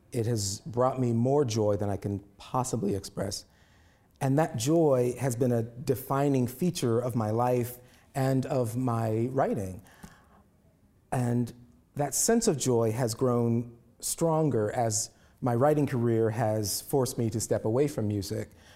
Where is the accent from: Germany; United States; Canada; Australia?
United States; Indianapolis, Indiana; Indianapolis, my hometown